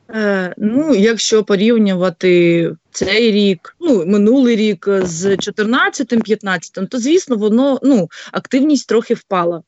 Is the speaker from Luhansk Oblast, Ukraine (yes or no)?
yes; Bryanka, Luhansk Oblast, Ukraine; moved away as an adult; now in Kyiv Oblast, Ukraine; я з Луганської області, з міста Брянки. От вже більше п'яти років проживаю в Київській області